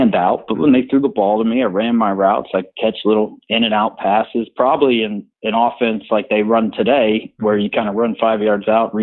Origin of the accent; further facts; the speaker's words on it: Orlando, Florida, United States; also born or lived in Birmingham; we moved to Orlando from Birmingham when I was 6 years old